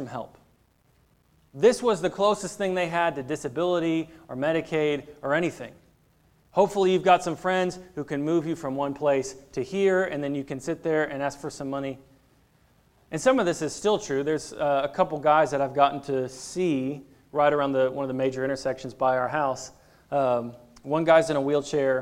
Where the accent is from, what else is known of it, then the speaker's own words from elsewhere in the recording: near Dearborn, Michigan, United States; moved away; also born or lived in Chicago; growing up in Michigan, I grew up not too far from a town called Dearborn